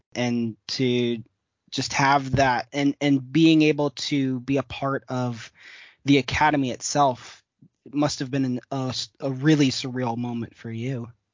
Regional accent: Midwest, United States; I'm even from the Midwest as well.

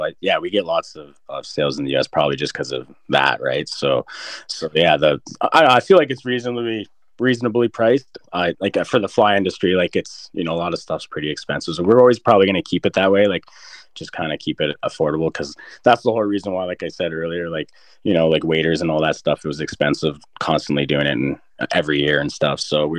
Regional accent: Canada; they like that and stuff, that we're Canadian and stuff.

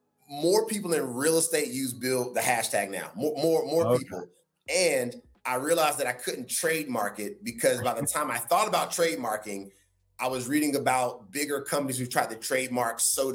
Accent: North Carolina, United States; accent: Southern drawl; moved away; I'm from the South. I'm from North Carolina. Like I'm a Southern boy at heart, although I live on the West Coast now. It's ingrained in me, that Southern upbringing.

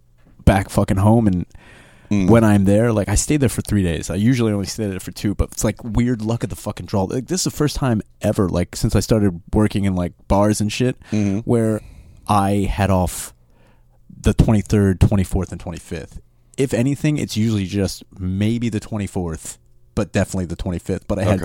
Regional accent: Royersford, Pennsylvania, United States; moved away; Walk around my hometown. I walk into Royers Ford.

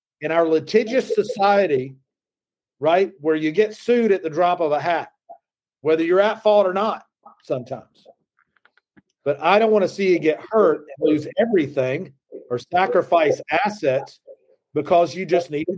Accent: the South, United States; accent: Southern; as a Southerner, when I say law, it comes out somewhere around L-A-W-R

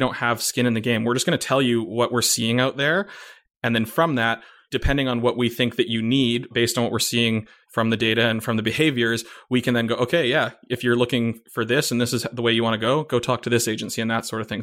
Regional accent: Vancouver, British Columbia, Canada; I grew up in Vancouver

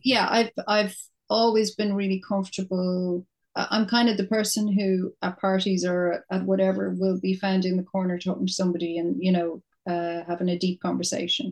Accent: Dublin, Leinster, Ireland; I'm from Dublin. I was living in my little flat in Temple Bar for 10 years

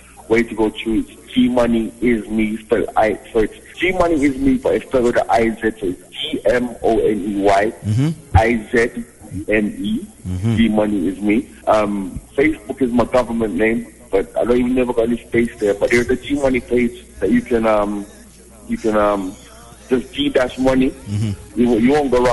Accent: London, United Kingdom; moved away; also born or lived in Jamaica / Atlanta / Kenya; My parents are Jamaican. I was born in London. I was born in North London

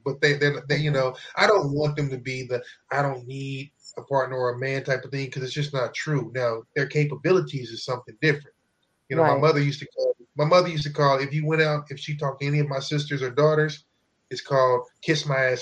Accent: Midwest, United States; we're from the Midwest

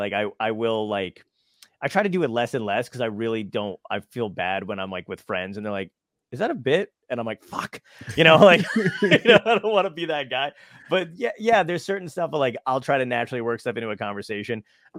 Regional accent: Brooklyn, New York, United States; I'm from Brooklyn

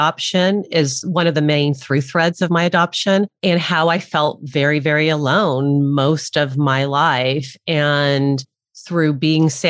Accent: El Monte, California, United States; also born or lived in Arcadia, California; I was born in Arcadia, California, and my parents lived in the city south of that in El Monte.

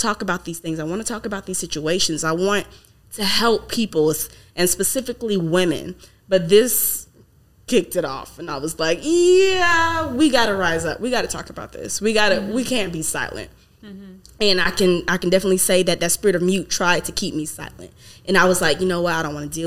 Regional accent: the South, United States; now in California, United States; I'm from the South

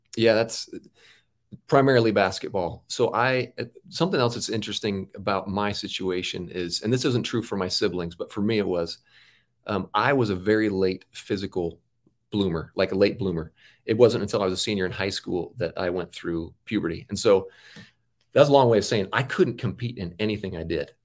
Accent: Auburn, Washington, United States; I grew up in Auburn, Washington, a suburb of Seattle

